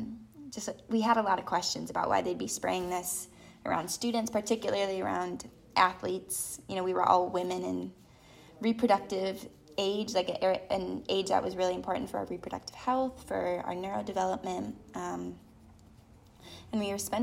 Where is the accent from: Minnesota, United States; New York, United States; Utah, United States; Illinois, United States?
Illinois, United States; moved away; I grew up in Illinois knowing, you know, monoculture, knowing crop duster plains